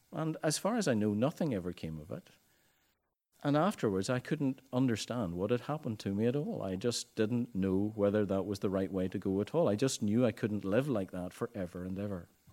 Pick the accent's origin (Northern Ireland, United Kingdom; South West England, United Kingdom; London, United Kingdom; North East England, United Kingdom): Northern Ireland, United Kingdom; Ballycastle; I had come home to Bally Castle, my hometown